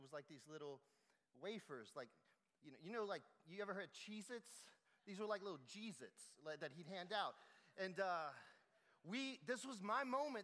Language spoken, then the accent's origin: English; South Louisiana, United States; I'm from South Louisiana, so I'm a Cajun boy